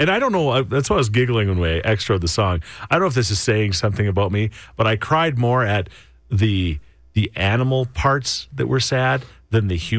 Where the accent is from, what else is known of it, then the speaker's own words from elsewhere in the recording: Ontario, Canada; moved away; But I'm also from Ontario, and we get four seasons back home when we only get winter and fire season here.